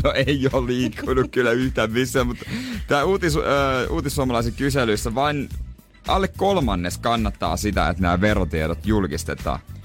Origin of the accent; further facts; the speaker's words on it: Ostrobothnia, Finland; moved away; also born or lived in Rauma; minä vaikka onkin Pohjanmaalta